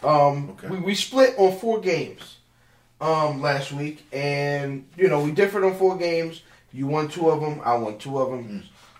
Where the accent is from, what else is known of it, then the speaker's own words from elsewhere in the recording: Severn, Maryland, United States; I'm from Severn.